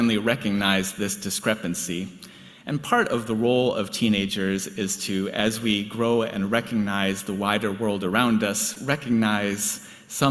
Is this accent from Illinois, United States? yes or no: yes; just outside of Chicago, Illinois, United States; moved away; I grew up just outside of Chicago